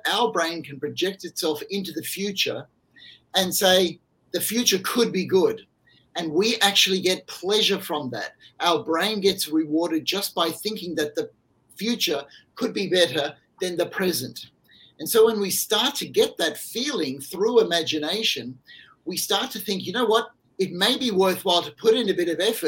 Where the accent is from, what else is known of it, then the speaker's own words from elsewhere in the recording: Australia; my home country